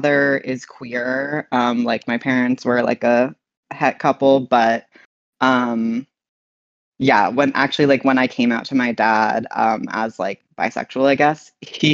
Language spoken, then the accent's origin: English; New York City, New York, United States; I was born in New York City, and I was kind of like a city kid.